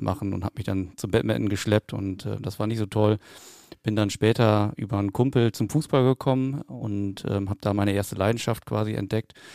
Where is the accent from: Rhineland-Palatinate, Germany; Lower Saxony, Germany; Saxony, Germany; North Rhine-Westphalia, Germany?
North Rhine-Westphalia, Germany; Rheine; bei uns in Rheine, also da habe ich meinen Tanzkurs gemacht